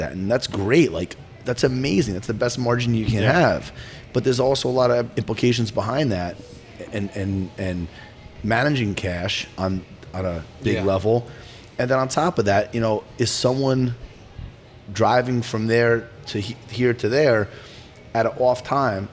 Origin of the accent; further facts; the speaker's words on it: New Jersey, United States; pizzerias that I grew up with in Jersey